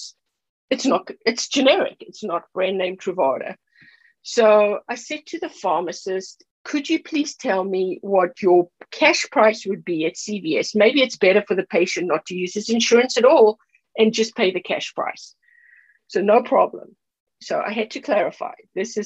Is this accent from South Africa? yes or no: yes; South Africa; moved away; I'm from South Africa